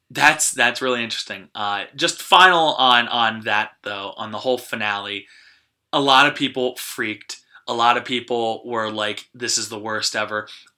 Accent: New Jersey, United States

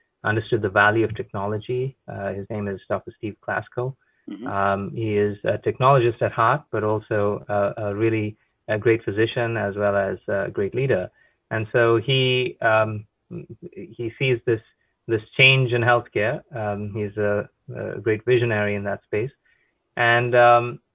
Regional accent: Goa, India; moved away as an adult; now in New Jersey, United States; I'm originally from a place called Goa in India

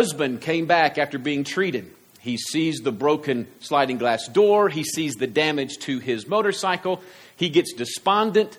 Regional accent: United States; I'm American

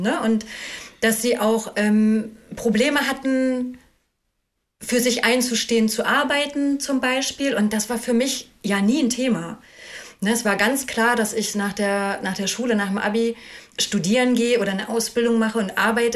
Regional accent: Ueckermünde, Mecklenburg-Vorpommern, Germany; moved away as an adult; also born or lived in Cologne / Hamburg; now in Schleswig-Holstein, Germany; ich bin aus Ückermünde ursprünglich, also da bin ich geboren und aufgewachsen. Ückermünde Altwarp in Mecklenburg-Vorpommern am Oderhaff

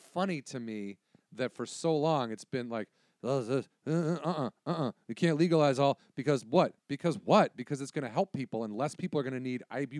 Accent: Illinois, United States; I'm from Illinois.

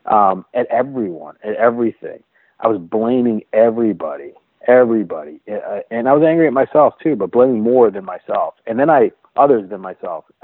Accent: Seattle, Washington, United States; I'm from the Seattle area, and uh, I've been fortunate to have a, a beautiful home

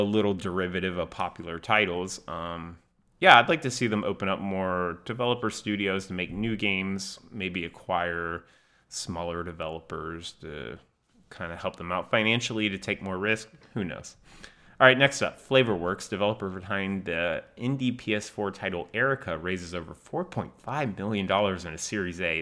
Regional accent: United States; as an American

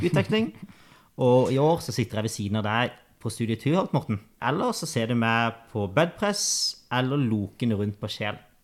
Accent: Kristiansand, Agder, Norway; moved away; Født og oppvokst på Hellemyr og Grim i Kristiansand

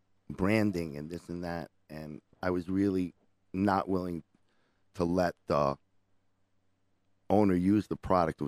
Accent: Israel; moved away as an adult; now in United States; I grew up in Eretz Yisrael. And when I first came back to America

